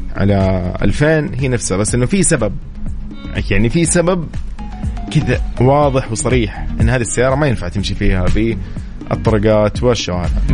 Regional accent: Saudi Arabia; عندنا في السعوديه

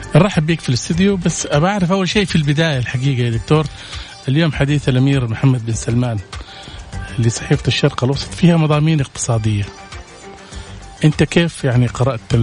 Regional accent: Saudi Arabia; احنا عندنا في السعوديه

